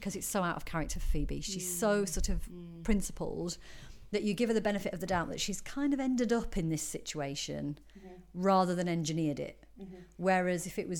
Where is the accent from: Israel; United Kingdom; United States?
United Kingdom; as a Brit